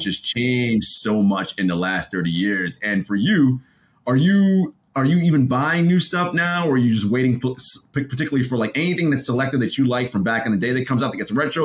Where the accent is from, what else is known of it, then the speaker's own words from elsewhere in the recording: New York City, New York, United States; growing up in Brooklyn, you went to the store on like Utica